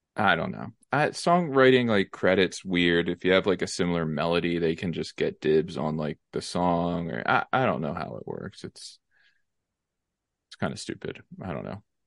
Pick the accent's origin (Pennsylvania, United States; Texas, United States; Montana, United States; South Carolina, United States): Pennsylvania, United States; Lansdale; Lansdale, Pennsylvania